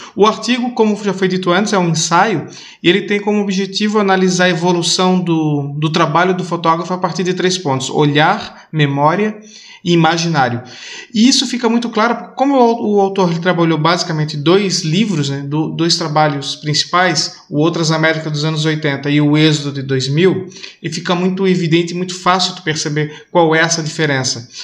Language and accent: Portuguese; Blumenau, Santa Catarina, Brazil; moved away as an adult; now in Portugal; venho do sul do Brasil, sou de Santa Catarina